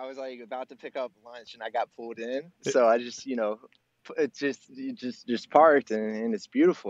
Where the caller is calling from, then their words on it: Illinois, United States; From Illinois, about 2 hours south of Chicago.